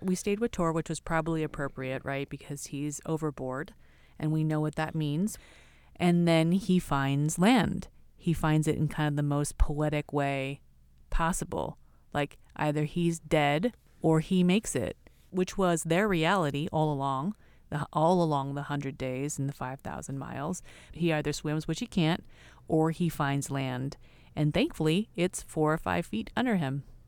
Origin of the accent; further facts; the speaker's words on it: California, United States; California, you know, like Roxy, Quicksilver